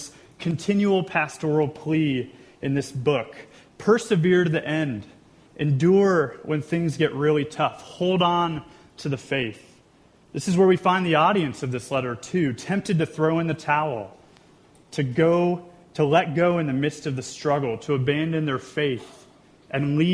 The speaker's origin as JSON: {"language": "English", "town": "Wichita", "region": "Kansas", "country": "United States", "tie": "born or raised there", "also_born_or_lived": "Chicago", "moved": "as an adult", "said": "We grew up in Wichita, so we grew up together, really, in school and church"}